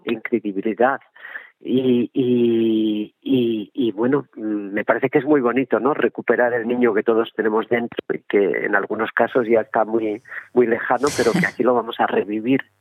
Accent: Salvatierra, Basque Country, Spain; moved away; yo he nacido eh, soy de Salvatierra de Álava no aunque no vivo allí

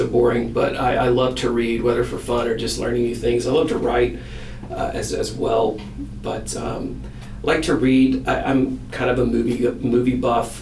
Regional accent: Birmingham, Alabama, United States; moved away as an adult; also born or lived in Illinois / Iowa; now in Fayetteville, United States; I'm originally from Birmingham, Alabama. I lived there for a while.

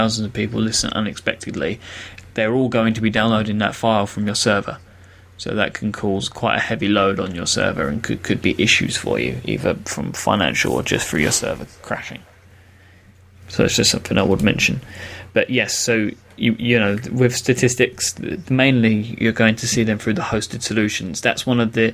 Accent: London, United Kingdom; I'm from London, and I'm a podcaster

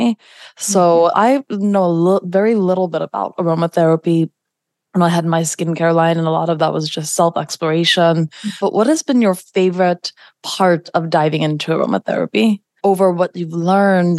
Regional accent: New York, United States; I'm a New Yorker.

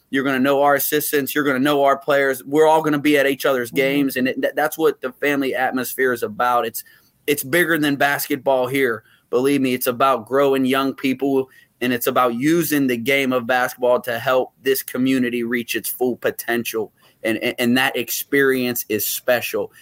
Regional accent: Uniontown, Pennsylvania, United States; moved away; I, I grew up in Uniontown, Pennsylvania, uh, which is a small town about an hour south of Pittsburgh.

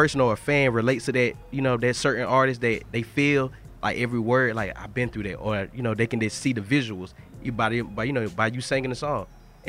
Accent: Macon, Georgia, United States; moved away as an adult; also born or lived in Atlanta, Georgia; I'm from Macon, Georgia. And so I remember I had to take that leap of faith, going to school, coming to Atlanta

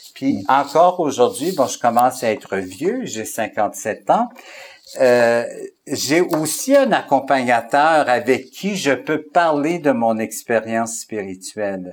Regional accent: Alberta, Canada; moved away as an adult; also born or lived in Saint-Boniface, Manitoba / Montreal, Quebec; now in Quebec, Canada; je suis originaire de l'Alberta aussi. Alors, je suis un francophone qui vient de l'Alberta, mais ça fait 30 ans que je suis au Québec

